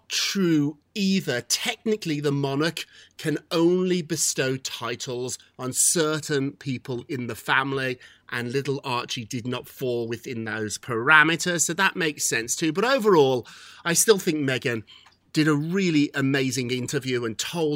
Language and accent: English; United Kingdom